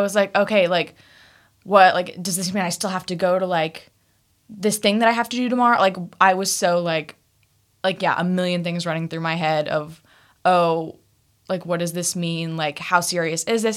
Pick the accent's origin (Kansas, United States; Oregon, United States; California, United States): Kansas, United States; Topeka; moved away as an adult; also born or lived in Fayetteville, Arkansas; I'm from Topeka, Kansas. I, yeah, I was raised on, like, a farm. So, like, I have the classic, like, Kansas upbringing experience